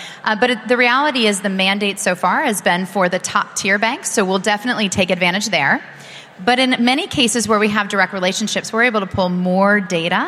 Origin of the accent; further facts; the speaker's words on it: United States; as an American